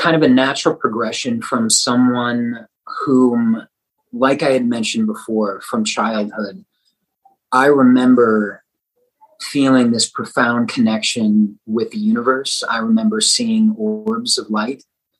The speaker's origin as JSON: {"language": "English", "town": "Denton", "region": "Texas", "country": "United States", "tie": "born or raised there", "said": "Denton, Texas. Little D."}